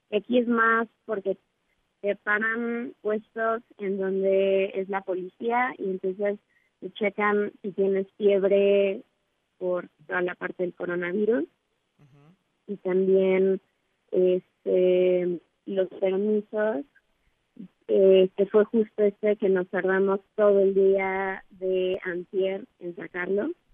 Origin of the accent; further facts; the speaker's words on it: Mexico; somos tres mexicanas